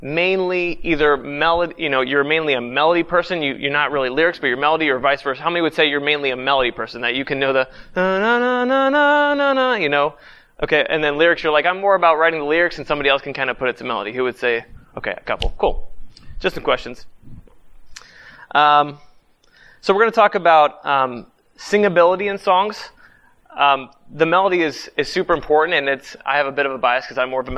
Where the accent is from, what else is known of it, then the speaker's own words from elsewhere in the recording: Youngstown, Ohio, United States; I grew up in Youngstown, Ohio